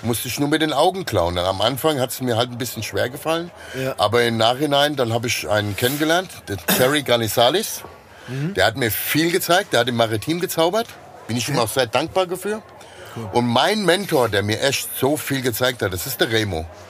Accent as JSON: {"language": "German", "region": "Hesse", "country": "Germany", "accent": "Hessian", "said": "ich kann nur Hessisch"}